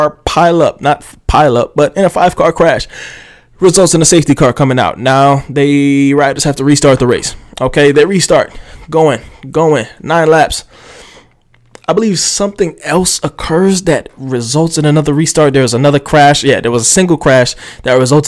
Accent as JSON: {"language": "English", "country": "United States", "said": "I am just, you know, American."}